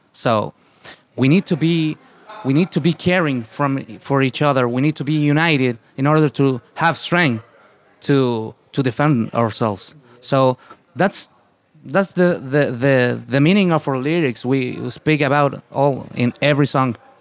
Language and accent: English; Santiago, Santiago Metropolitan Region, Chile; English is a second language; we are from the Santiago, which of course, it is the capital city